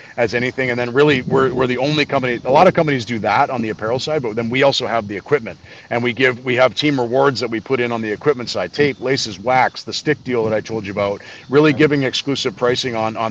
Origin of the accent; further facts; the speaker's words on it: Canada; being a Canadian kid